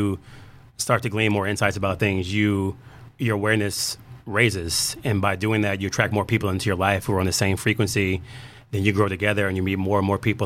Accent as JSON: {"language": "English", "town": "Houston", "region": "Texas", "country": "United States", "moved": "yes", "said": "I'm from Houston, Texas originally"}